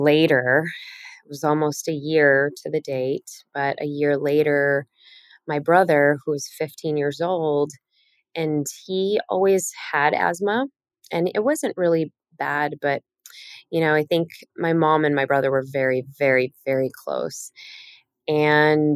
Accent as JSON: {"language": "English", "town": "Chicago", "region": "Illinois", "country": "United States", "tie": "born or raised there", "said": "I grew up in Chicago"}